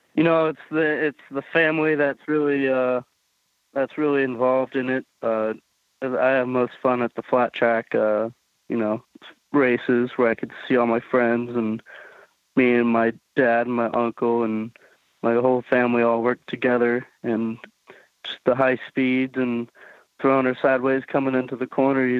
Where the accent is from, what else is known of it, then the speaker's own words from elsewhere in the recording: Tacoma, Washington, United States; I was born in Tacoma, Washington